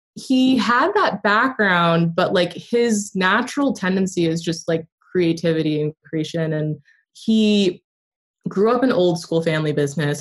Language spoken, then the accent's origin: English; upstate New York, United States; I grew up in upstate New York